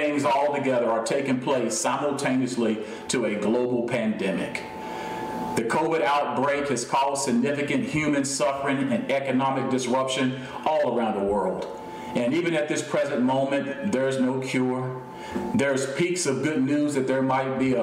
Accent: United States; I was born into an earthly kingdom with my citizenship being in the United States.

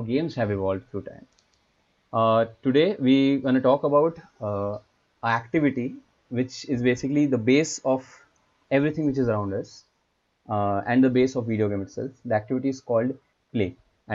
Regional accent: India; we are from India

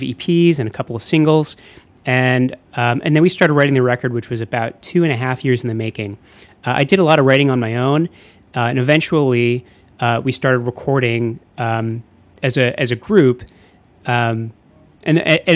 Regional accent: Chicago suburbs, Illinois, United States; I grew up in the Chicago suburbs

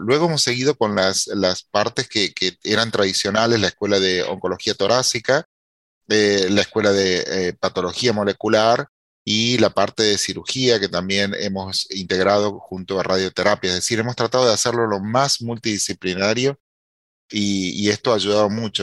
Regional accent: Argentina; now in United States; con mi país, Argentina

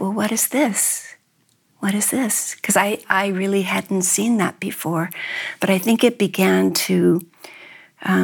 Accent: New York, United States; I was brought up in New York, but both sides of my family are from Memphis

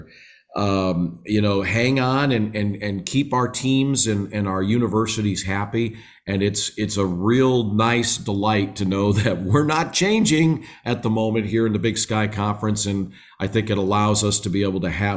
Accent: Minnesota, United States; now in Flagstaff, United States; I'm a Midwestern boy. I'm from Minnesota originally

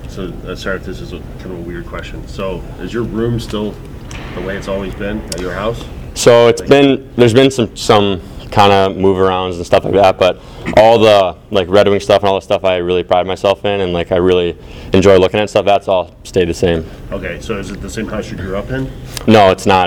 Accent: Detroit, Michigan, United States; my, my hometown and the place I've grown up

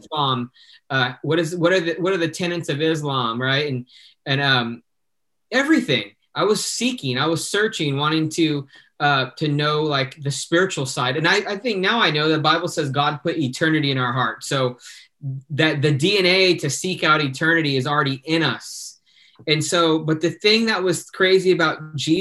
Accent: Fontana, California, United States; I grew up in Fontana

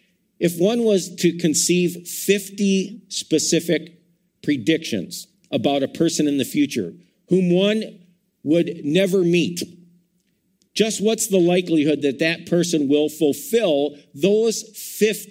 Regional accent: Madison, Wisconsin, United States; I was born in Madison, Wisconsin

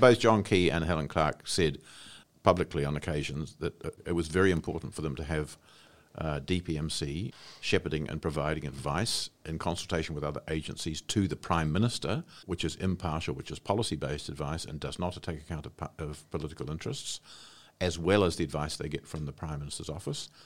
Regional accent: Wairarapa, Wellington, New Zealand; moved away as an adult; I came from the Wairarapa, where I'd grown up

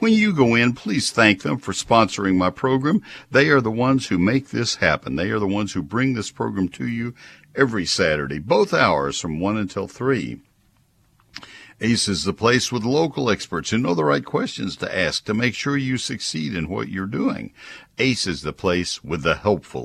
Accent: Texas, United States; I grew up in Texas

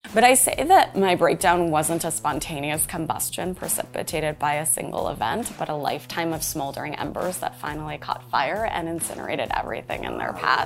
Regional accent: Los Angeles, California, United States; moved away as an adult; also born or lived in Orange County, California / Chicago; now in New York, United States; I was born in L

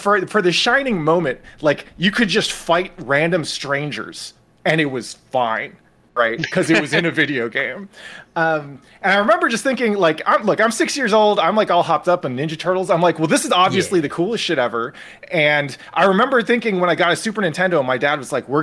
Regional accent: San Francisco, California, United States; I grew up in San Francisco

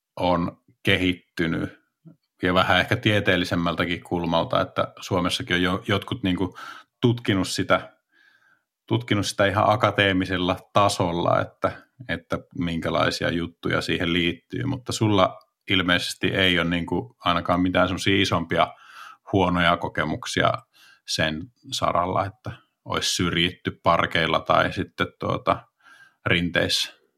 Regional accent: Espoo, Uusimaa, Finland; moved away as an adult; also born or lived in Rovaniemi; mä oon Espoosta kotoisin

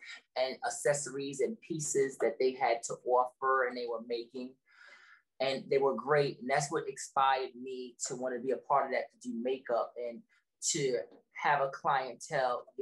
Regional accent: New York City, New York, United States; also born or lived in London; I'm from Brooklyn, New York, born and raised in Brooklyn, New York

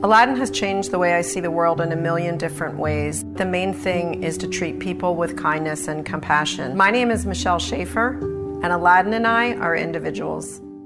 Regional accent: Haddonfield, New Jersey, United States; also born or lived in North Wildwood, New Jersey

